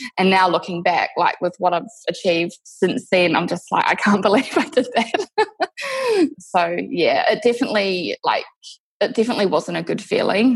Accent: New Zealand; moved away as an adult; now in Perth, Australia; I'm actually from New Zealand originally. I moved to Perth, Western Australia, six years ago.

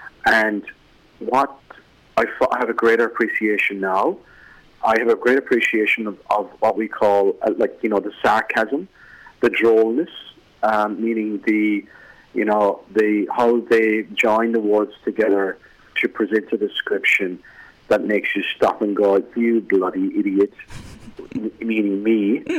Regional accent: Ireland; accent: Irish; now in abroad; I've just been home to Ireland to visit my parents and my family, and I even noticed they tell me that they don't understand me at home

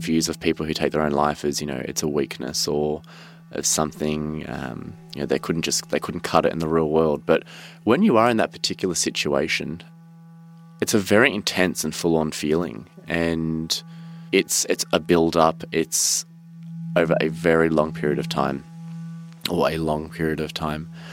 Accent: Cranbourne, Victoria, Australia; I grew up in Cranbourne, which is in the southeast of Melbourne

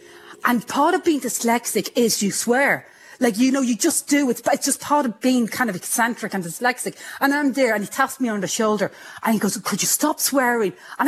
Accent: Ireland; now in Australia; I'm plus in Australia. I'm Irish. I'm, you know, female. I'm loud. And I'm in the sciences.

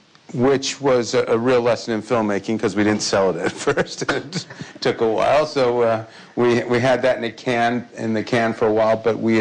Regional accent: Michigan, United States; moved away; back in my home state of Michigan

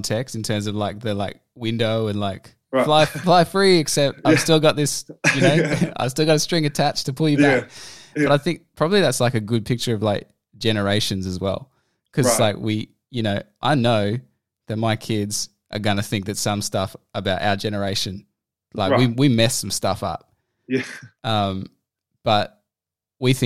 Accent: Australia; as like an Australian millennial

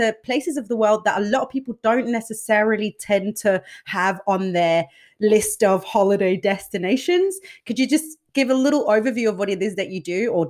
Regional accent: Denmark; we're both from Denmark as well, which is a relatively small country with, limited possibilities to a large extent

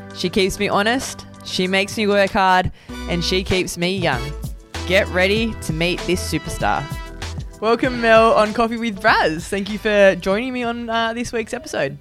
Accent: New South Wales, Australia; moved away; also born or lived in Western Australia; I'm from New South Wales, so I know the New South Wales pathway pretty well.

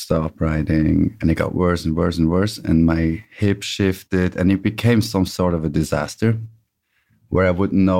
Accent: Bern, Switzerland; I'm from Switzerland, Bern

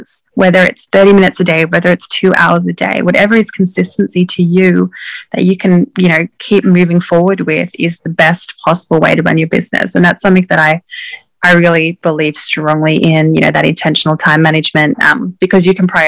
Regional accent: Australia; now in Maine, United States; I am from Australia, but I actually live in the USA, up in far northern Maine

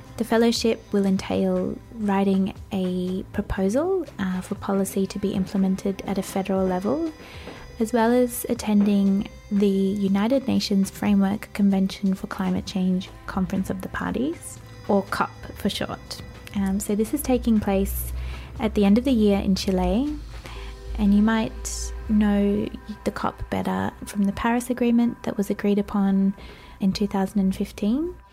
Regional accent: Australia; we as Australian youth delegates

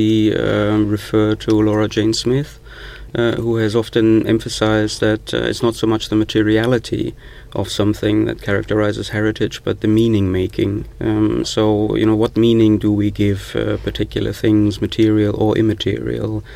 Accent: the Ruhr, North Rhine-Westphalia, Germany

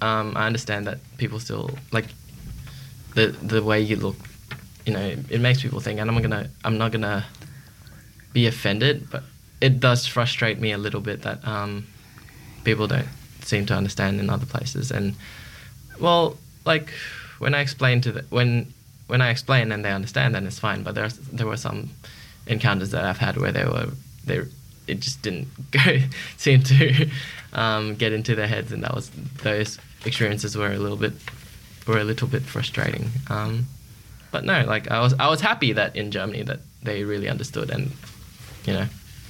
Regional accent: Australia; also born or lived in Malaysia; But, yeah, I said I was from Australia, and then, you know, he was like, oh, you can speak Malay? And I'm like, oh, my parents are from Malaysia. I was born in Malaysia.

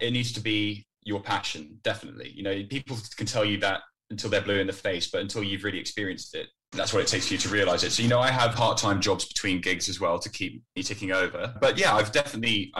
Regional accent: Netherlands; moved away as an adult; now in United Kingdom; So I grew up in the Netherlands. I was there from when I was 10 to when I was 18.

